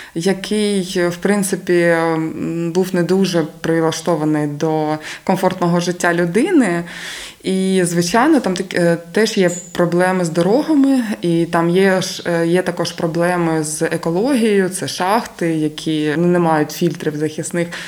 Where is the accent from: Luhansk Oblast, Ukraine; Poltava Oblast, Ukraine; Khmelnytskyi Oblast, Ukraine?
Luhansk Oblast, Ukraine; Krasnyi Luch; moved away as an adult; now in Zaporizhzhia, Ukraine; моїм рідним містом було місто Красний Луч Луганської області